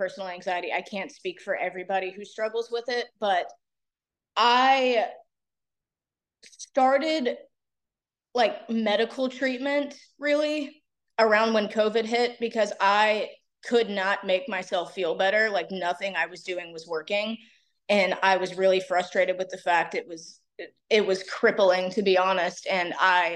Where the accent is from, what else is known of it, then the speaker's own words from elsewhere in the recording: Raleigh, North Carolina, United States; now in Wilmington, United States; I'm originally from Raleigh